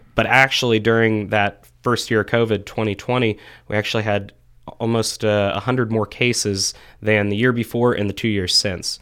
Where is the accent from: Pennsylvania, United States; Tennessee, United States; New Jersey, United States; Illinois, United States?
Pennsylvania, United States; Frenchville; also born or lived in Pittsburgh; I'm originally from the Frenchville area, so northeast part of Clearfield County. Went to Clearfield High School